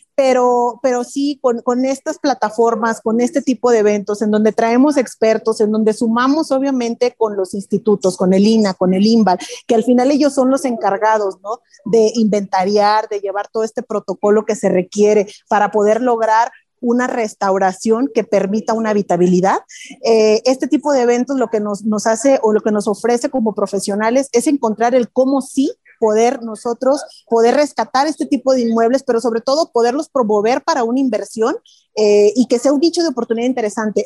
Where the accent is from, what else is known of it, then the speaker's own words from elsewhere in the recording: Mexico; como mexicanos